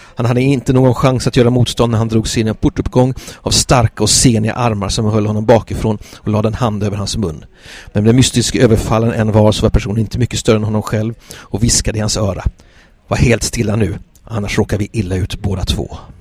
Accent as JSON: {"language": "Swedish", "town": "Gothenburg", "region": "Västra Götaland", "country": "Sweden", "tie": "born or raised there", "said": "jag är göteborgare, eh, av födsel och, eh, vana"}